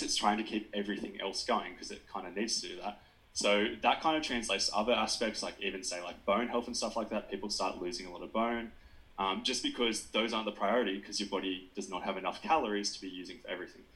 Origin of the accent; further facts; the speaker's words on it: Nowra, New South Wales, Australia; moved away; also born or lived in Wagga Wagga, New South Wales; I'm from Nowra originally on the south coast, but I studied at Wagga Wagga